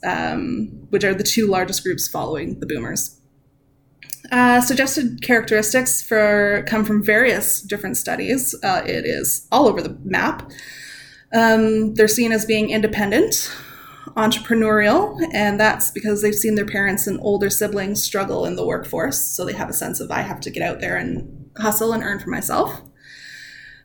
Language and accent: English; Canada; I'm Canadian